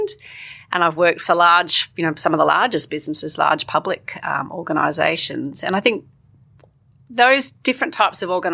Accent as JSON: {"language": "English", "town": "Canberra", "region": "Australian Capital Territory", "country": "Australia", "tie": "born or raised there", "said": "I grew up in Canberra"}